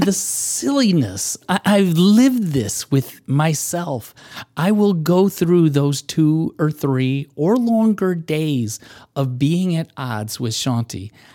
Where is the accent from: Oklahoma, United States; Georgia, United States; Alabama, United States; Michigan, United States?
Michigan, United States; I'm a Midwesterner by, by, uh, um, growing up in, in, in Michigan